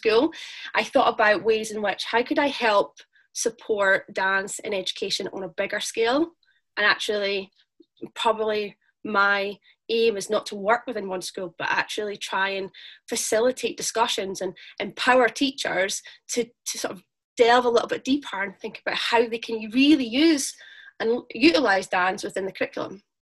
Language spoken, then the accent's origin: English; Dundee, Scotland, United Kingdom; I am from Dundee